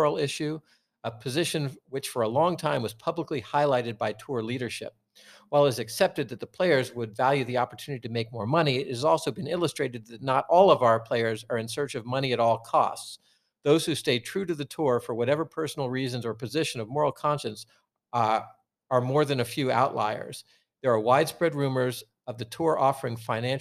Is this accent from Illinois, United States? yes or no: no; Portland, Oregon, United States; I was from Portland